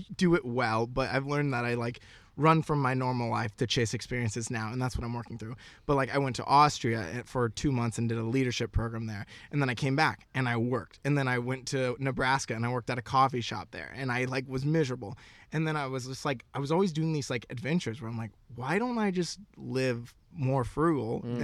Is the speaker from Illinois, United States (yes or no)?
no; Florida, United States; moved away as an adult; also born or lived in Knoxville, Tennessee / West Coast; born and raised in Florida, went to college in Knoxville, Tennessee